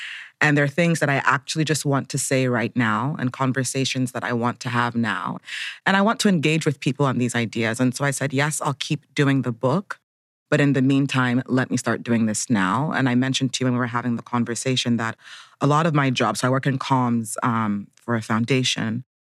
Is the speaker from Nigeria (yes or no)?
yes; Abuja, Federal Capital Territory, Nigeria; now in Brooklyn, United States; I'm Nigerian American. I live in Brooklyn, New York, but Abuja, Nigeria is also home.